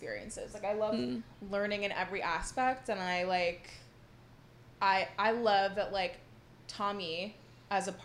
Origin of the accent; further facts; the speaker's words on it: New York City, New York, United States; growing up in New York City